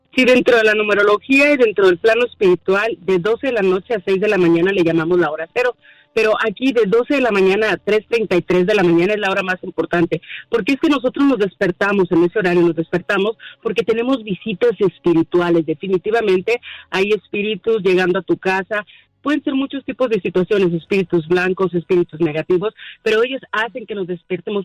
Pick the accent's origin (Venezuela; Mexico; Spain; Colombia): Mexico; now in United States; Sí, yo soy mexicana, soy mexicana, de alguna manera tengo raíces también de aquí de Estados Unidos